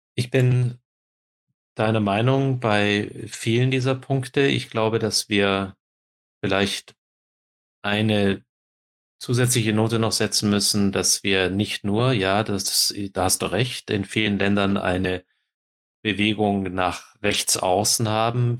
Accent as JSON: {"language": "German", "town": "Kulmbach", "region": "Bavaria", "country": "Germany", "tie": "born or raised there", "said": "in meiner Heimat in Kulmbach"}